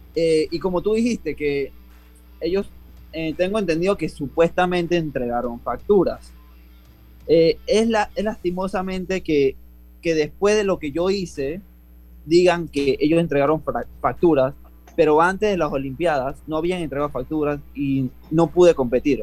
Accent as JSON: {"language": "Spanish", "country": "Panama", "said": "yo ser selección nacional, campeón en mi país con los récords de 50 y 100 metros libres"}